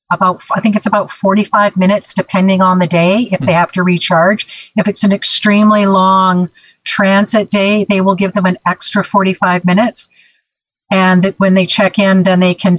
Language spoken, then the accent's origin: English; Canada; I'm from Canada